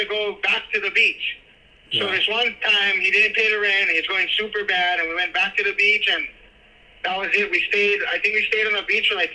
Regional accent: Makaha/Maili, Hawaii, United States; born or raised there

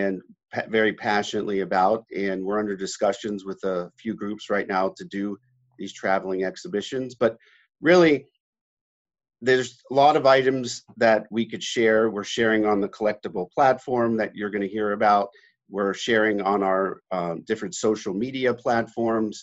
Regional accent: Pittsburgh, Pennsylvania, United States; Growing up in Pittsburgh, we had a large basement in our house

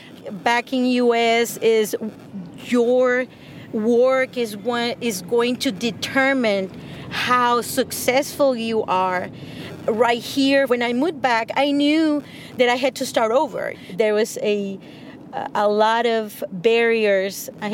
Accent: Mexico; English is a second language; also born or lived in United States; I am not a Mexican-American. I'm Mexican. I'm a resident. That's what allowed me to be in the United States and work in the United States and exercise my profession there.

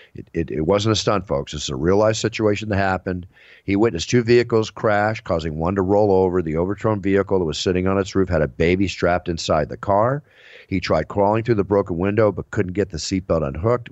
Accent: Texas, United States; moved away; I grew up in Texas. Part of my life

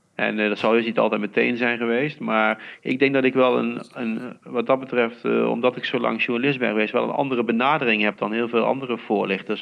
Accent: Heeze, North Brabant, Netherlands; ik kom hier wel uit de regio. Hè. Ik kom uit Hezen, een dorpje hier vlakbij. En, eh, dus ik ben opgegroeid in PSV-land

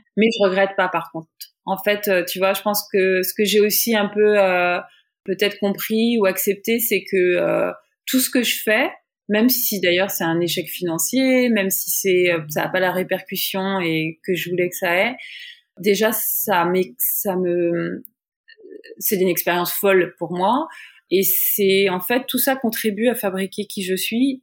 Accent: France; moved away as an adult; now in New York, United States; l'expérience d'ici en fait de New York en tant que française

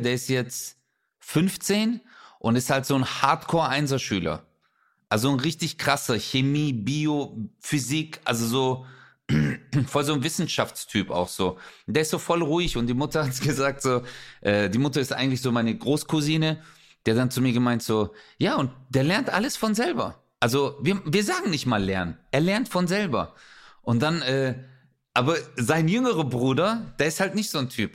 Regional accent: Stuttgart, Baden-Württemberg, Germany; ich bin ja hier bei uns in Stuttgarthausen

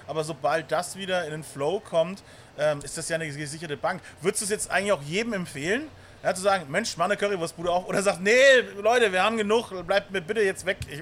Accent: Bavaria, Germany; als stolzer Bayer

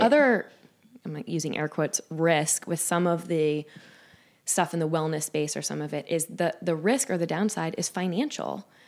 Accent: Jacksonville, Florida, United States; moved away as an adult; now in Saint Louis, United States; my hometown in Jacksonville, Florida

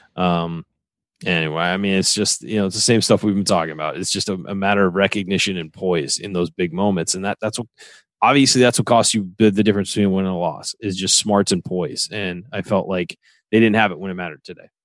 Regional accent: Southern California, United States; growing up in Southern California, I, you know, was a Laker fan

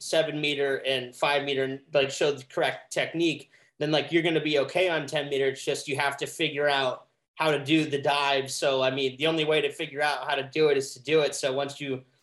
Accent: Columbus, Ohio, United States; also born or lived in Cincinnati, Ohio / Florida Keys; we moved from Cincinnati to Columbus when I was 7

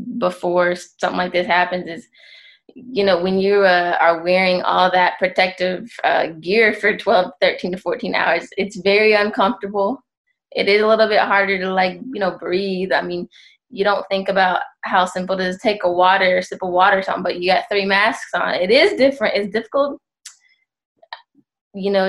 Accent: Memphis, Tennessee, United States; moved away as an adult; also born or lived in Chattanooga, Tennessee; I'm from Memphis.

